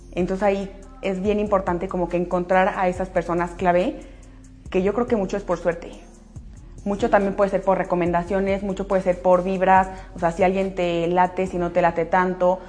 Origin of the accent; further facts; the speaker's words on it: Aguascalientes, Mexico; las dos somos de Aguascalientes y de toda la vida del colegio